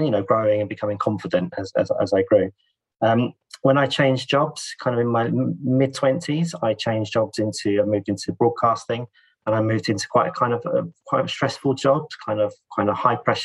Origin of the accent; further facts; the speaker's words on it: London, United Kingdom; also born or lived in Italy; I was born in London